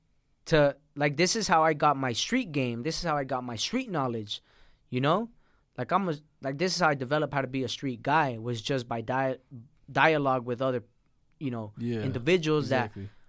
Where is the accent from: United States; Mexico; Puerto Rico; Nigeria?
Mexico; born there; My brother was born down there. My sister was born down there. I was born in Mexico. That's another story. I'm illegal.